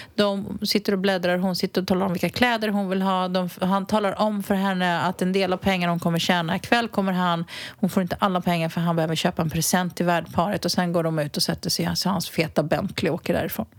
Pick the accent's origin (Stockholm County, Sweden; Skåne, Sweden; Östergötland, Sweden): Stockholm County, Sweden; Botkyrka; now in Spain; Jag är ju uppvuxen i norra Botkyrka